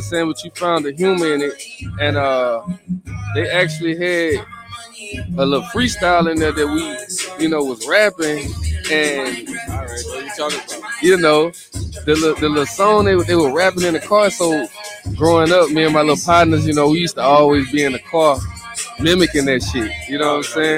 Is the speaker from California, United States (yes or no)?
no; Baton Rouge, Louisiana, United States; from Baton Rouge, Louisiana.